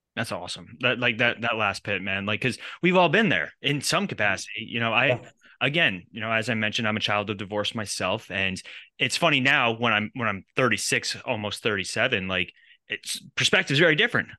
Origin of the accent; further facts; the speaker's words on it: New York, United States; We grew up in New York.